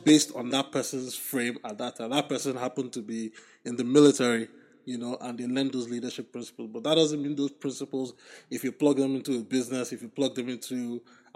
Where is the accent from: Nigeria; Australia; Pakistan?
Nigeria; moved away as an adult; also born or lived in United States; growing up in Nigeria, I always had access to a library. When I came to college in the US